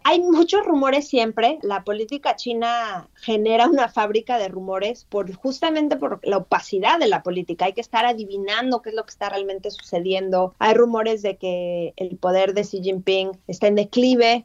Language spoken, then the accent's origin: Spanish; Mexico